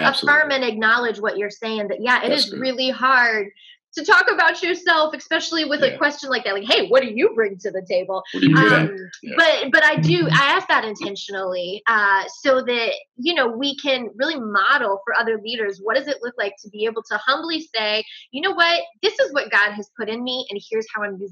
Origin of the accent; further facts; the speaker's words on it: Hampton Roads, Virginia, United States; now in West Coast, United States; being the chair sitting in my hometown right now